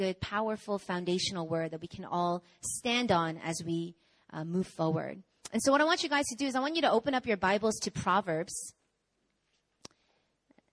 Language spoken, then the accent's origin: English; New York, United States; I'm from America. I was born and raised in New York